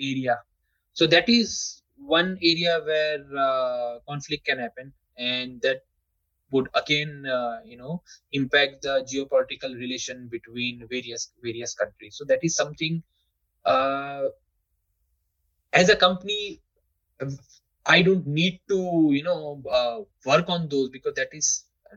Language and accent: English; India; we are always ahead as an Indian